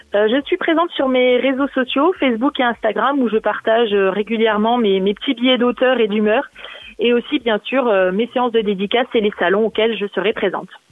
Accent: Vosges, Grand Est, France; moved away as an adult; now in Burgundy, France; je suis originaire des Vosges

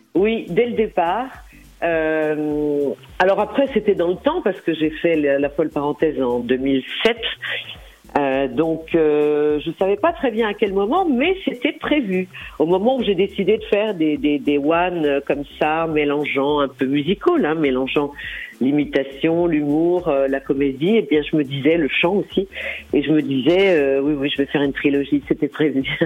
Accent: Lyon, Auvergne-Rhône-Alpes, France; Je suis lyonnaise

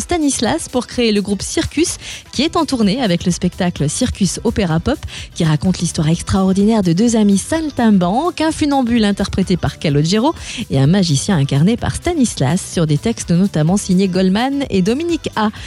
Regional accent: Burgundy, Bourgogne-Franche-Comté, France; chez nous en Bourgogne

